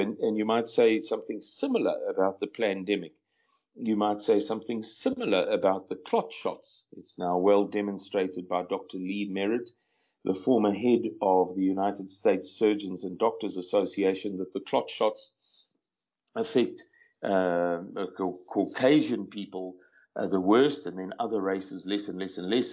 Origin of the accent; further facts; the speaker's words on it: South Africa; I'm a 52 year old white male born and bred in South Africa